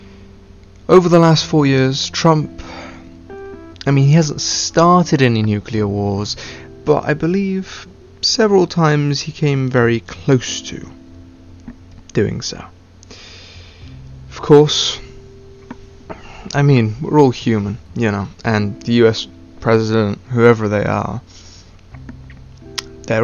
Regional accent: United Kingdom; accent: stereotypical British; I have a stereotypical British accent. Can't pronounce my T's. Yeah, that's pretty much all it is. However, even though I am British

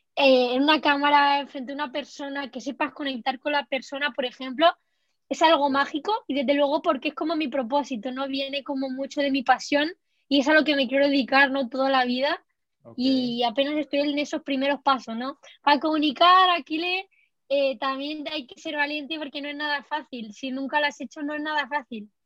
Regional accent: Spain; como española

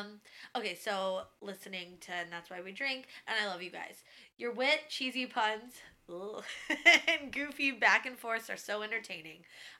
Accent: Columbus, Ohio, United States; about 2.5 hours north of Columbus, Ohio, which is my hometown. Shout out to the Columbus, Ohio people.

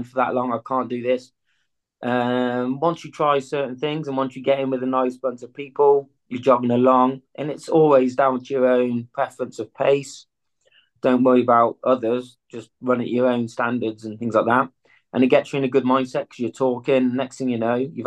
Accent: Malvern, West Midlands, United Kingdom; also born or lived in Nottingham; I started my journeys or my youth in Malvern, where I am now. And then obviously things happened, so I've moved away. Now I lived in Nottingham for a while.

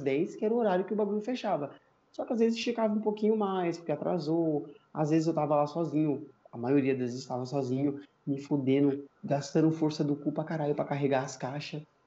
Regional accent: São Paulo, Brazil; Eu nasci na, na Brasilândia, sempre morei na Brasilândia, vivo até hoje na Brasilândia

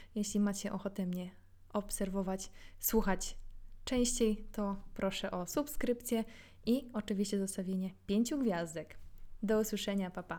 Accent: Silesian Voivodeship, Poland; ja jestem ze Śląska

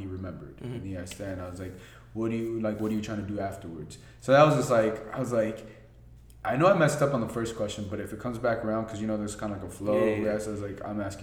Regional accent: Los Angeles, California, United States; when you're from LA, you just kind of grow up like in the Lakers

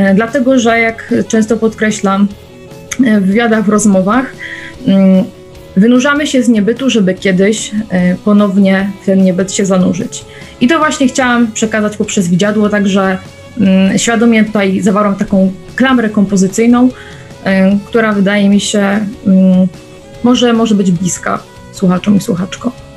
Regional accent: Silesian Beskids, Silesian Voivodeship, Poland; Pochodzę z Beskidu Śląskiego

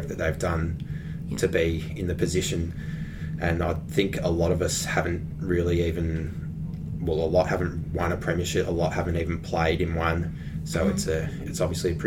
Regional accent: Ocean Grove, Victoria, Australia; I'm from Ocean Grove.

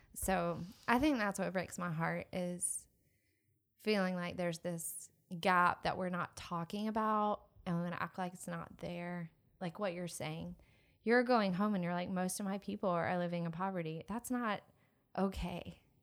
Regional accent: Atlanta, Georgia, United States; I grew up in Atlanta

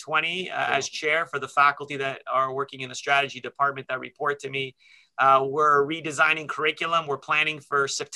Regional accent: Toronto, Ontario, Canada; also born or lived in London, Ontario; I grew up in Scarborough

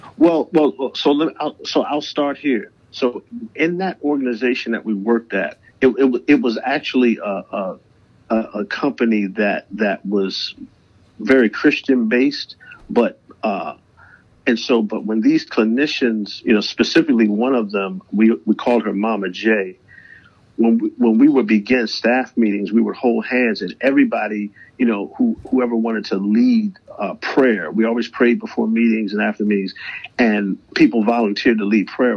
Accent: Baltimore, Maryland, United States; also born or lived in Atlanta; music has been a huge part of my life uh, growing up in Baltimore

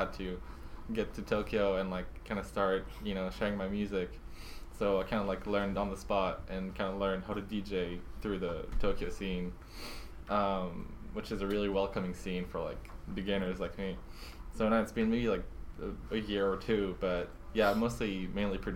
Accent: Normandy, France; I come from Normandy, from France

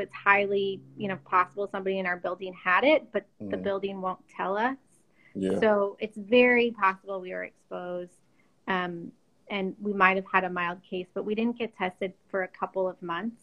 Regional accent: Washington, United States; moved away; I'm originally from Washington

